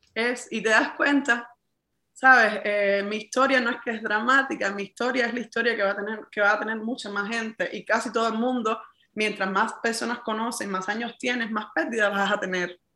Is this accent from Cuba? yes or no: yes; Cuba; en mi país